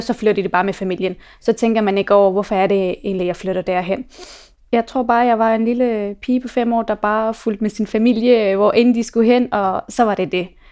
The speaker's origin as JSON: {"language": "Danish", "country": "Afghanistan", "moved": "yes", "lives_now": "Denmark", "said": "mig og min mor, vi er fra Afghanistan"}